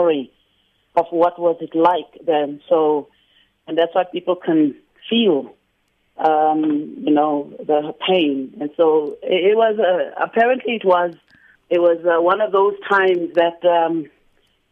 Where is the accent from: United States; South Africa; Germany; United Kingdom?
South Africa; Alberton, Gauteng; moved away; also born or lived in Canada; I didn't grow up in Sophia Town because I grew up in Alverton.